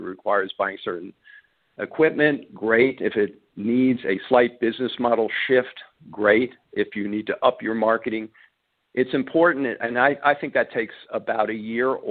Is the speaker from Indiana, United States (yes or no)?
no; New York, United States; moved away; I grew up in New York.